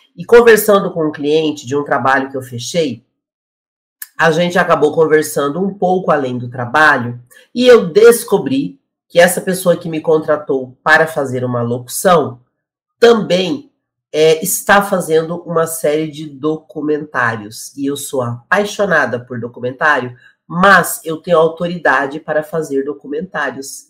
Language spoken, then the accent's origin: Portuguese; Curitiba, Paraná, Brazil; moved away; ele é de Curitiba e eu também sou de Curitiba.